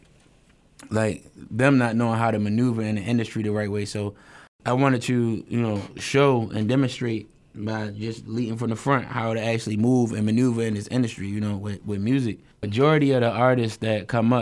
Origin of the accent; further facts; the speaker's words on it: Baltimore, Maryland, United States; I'm from West Baltimore